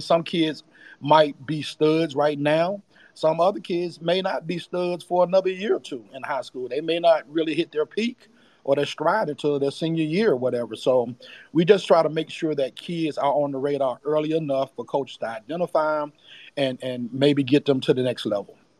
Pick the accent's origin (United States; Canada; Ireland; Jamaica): United States; Charlotte, North Carolina; born and raised in Charlotte, North Carolina. Been there all my life.